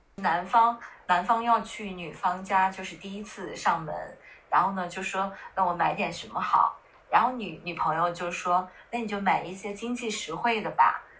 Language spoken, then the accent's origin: Chinese; northern China, China; 我是北方人，我会经常到南方出差